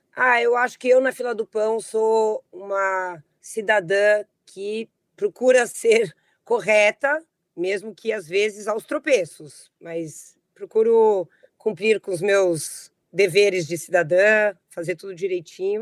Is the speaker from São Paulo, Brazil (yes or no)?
yes; São Paulo, Brazil; also born or lived in New York; E eu nasci em São Paulo e morei em São Paulo quase a minha vida toda, à exceção de um período em que eu me mudei com a minha família para Nova York, onde nós moramos por cinco anos.